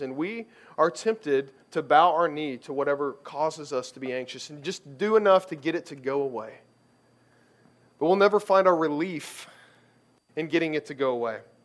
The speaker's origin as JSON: {"language": "English", "region": "Kentucky", "country": "United States", "tie": "born or raised there", "said": "I grew up in Kentucky"}